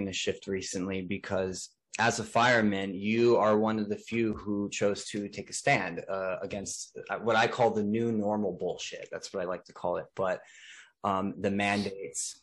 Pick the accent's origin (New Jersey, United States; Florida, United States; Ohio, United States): New Jersey, United States; Elizabeth; moved away; my hometown. That's where I was born and raised and spent, you know, the majority of my life